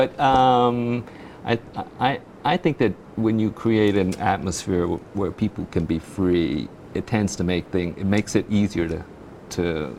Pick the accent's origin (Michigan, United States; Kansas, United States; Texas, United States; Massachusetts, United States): Texas, United States; also born or lived in Florida; I grew up in Texas